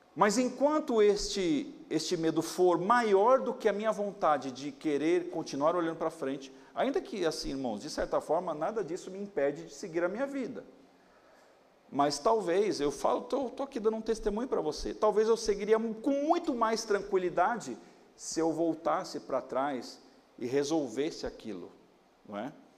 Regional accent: São Paulo, Brazil; eu nasci aqui na Moca

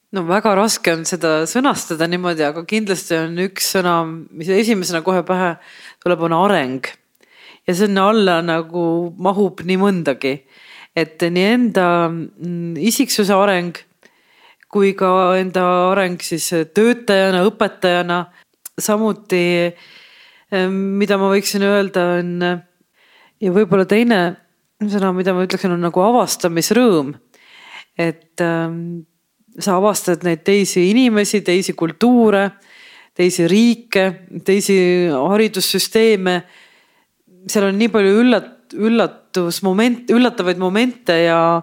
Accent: Estonia; kust riigist ma olen, ma ütlen Eestist

